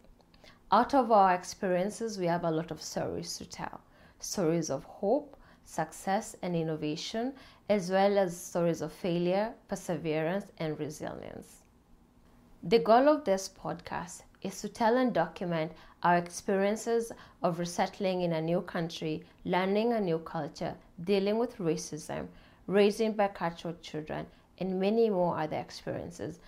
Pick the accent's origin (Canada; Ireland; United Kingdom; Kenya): Kenya; moved away as an adult; now in United States; I immigrated to the US from Kenya 15 years ago